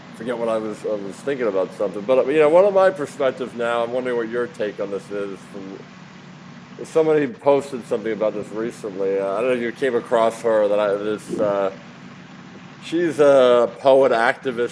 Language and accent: English; Philadelphia, Pennsylvania, United States; moved away; I'm from Philadelphia originally